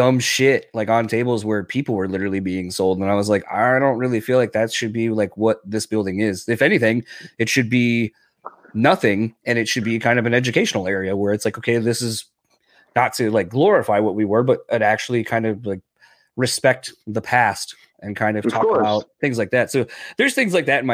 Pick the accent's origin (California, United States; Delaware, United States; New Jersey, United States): Delaware, United States; moved away; I'm from Delaware originally